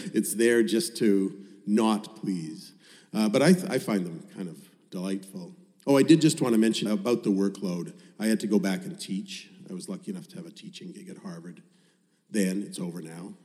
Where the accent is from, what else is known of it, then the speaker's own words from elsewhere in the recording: Winnipeg, Manitoba, Canada; moved away as an adult; Winnipeg, my hometown, where I'd spent the first 33 years of my life, is billiard table flat.